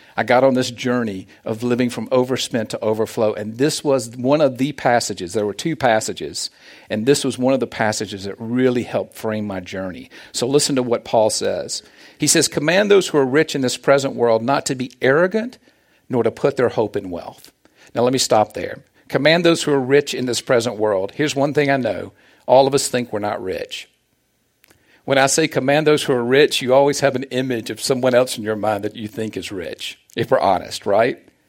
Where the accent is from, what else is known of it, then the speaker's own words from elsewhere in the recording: the South, United States; accent: Southern; moved away as an adult; now in Olathe, United States; As you can tell from my accent, I am from the South.